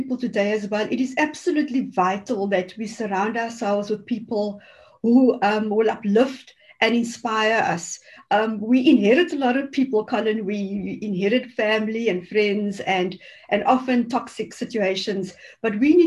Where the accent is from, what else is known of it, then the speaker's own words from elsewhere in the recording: Cape Town, Western Cape, South Africa; growing up in the Cape Flats was very tough and still is for many people there.